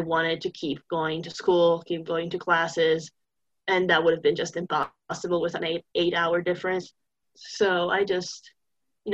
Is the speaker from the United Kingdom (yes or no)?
no; Turin, Piedmont, Italy; English is a second language; moved away as an adult; now in United States; I'm from Turin. It's okay. In the northwest.